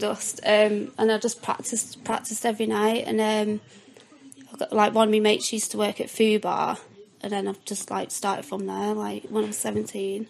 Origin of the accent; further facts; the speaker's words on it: Southport, North West England, United Kingdom; where I'm from Southport, sunny Southport, seaside town.